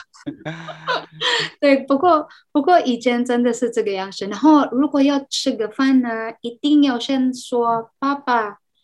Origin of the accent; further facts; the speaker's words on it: Philippines; Chinese is a second language; moved away as an adult; also born or lived in Cebu, Philippines; now in Taiwan; 我是来自菲律宾